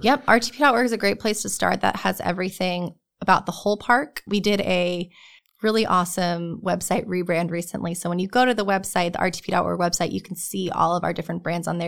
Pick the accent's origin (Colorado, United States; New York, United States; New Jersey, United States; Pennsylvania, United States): New Jersey, United States; moved away as an adult; now in North Carolina, United States; I'm originally from New Jersey.